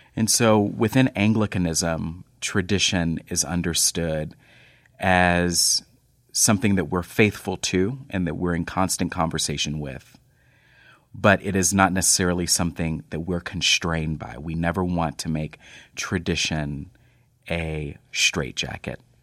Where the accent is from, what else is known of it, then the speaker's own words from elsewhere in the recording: North Texas, United States; moved away; I grew up in North Texas